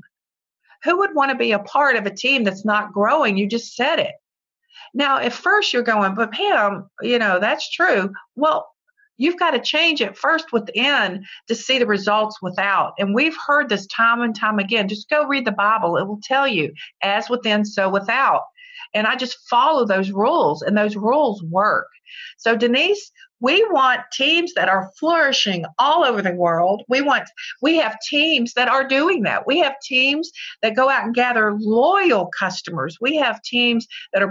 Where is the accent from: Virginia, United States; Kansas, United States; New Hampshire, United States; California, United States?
Virginia, United States; I'm from Virginia